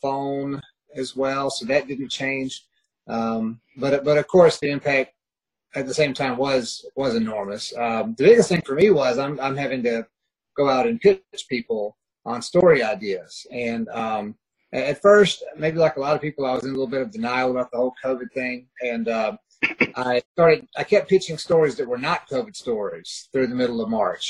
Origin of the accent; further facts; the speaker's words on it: Douglasville, Georgia, United States; also born or lived in Columbus, Georgia / Fresno, California / Smyrna, Georgia; I'm a Georgia native, born in Columbus, Georgia. I was raised in Douglasville, kind of on the outskirts of Atlanta.